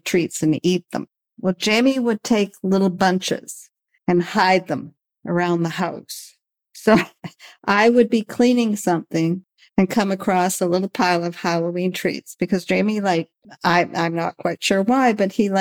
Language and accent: English; Thunder Bay, Ontario, Canada; also born or lived in Winnipeg / Windsor / Sarnia / Ottawa; I was born and raised in Thunder Bay